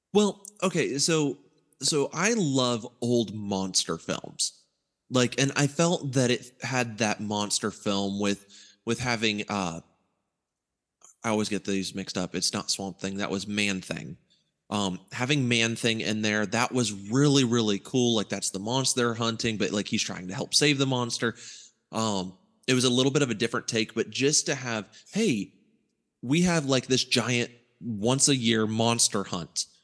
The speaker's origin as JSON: {"language": "English", "region": "Ohio", "country": "United States", "tie": "born or raised there", "said": "growing up in Ohio"}